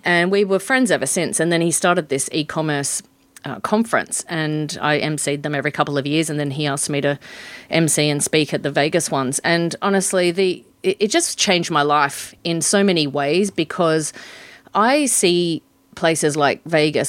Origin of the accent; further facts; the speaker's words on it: Port Hedland, Western Australia, Australia; moved away as an adult; also born or lived in Sydney; I grew up in Port Hedland